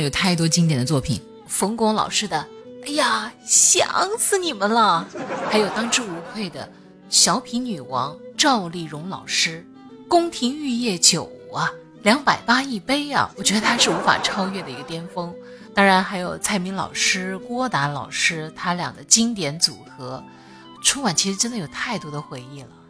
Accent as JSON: {"language": "Chinese", "region": "Hunan", "country": "China", "said": "我是湖南人， 然后我们那边其实对饺子没有概念"}